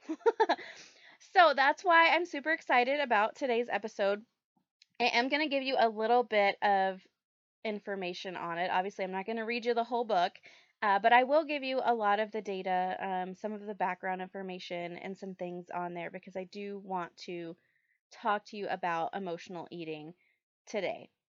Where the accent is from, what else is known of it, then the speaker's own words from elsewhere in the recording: the South, United States; I grew up in the South